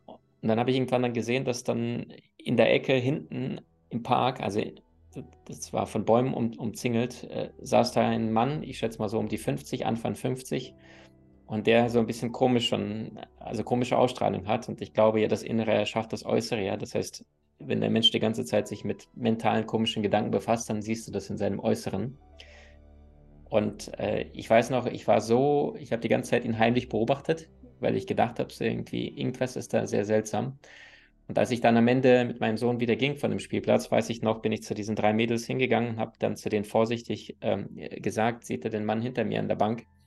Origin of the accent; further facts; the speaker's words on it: Crimea, Ukraine; moved away; Ich bin auf der Halbinsel Krim aufgewachsen